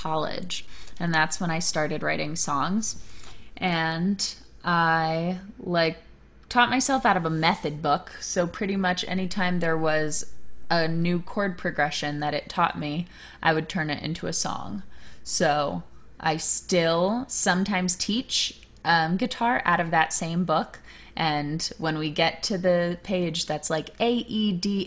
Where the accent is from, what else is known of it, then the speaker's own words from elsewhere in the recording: Virginia, United States; that's where I grew up in Virginia